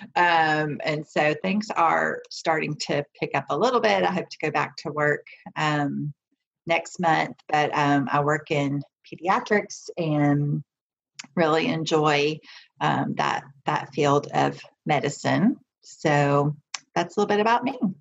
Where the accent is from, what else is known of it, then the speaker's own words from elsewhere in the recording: the South, United States; growing up in the South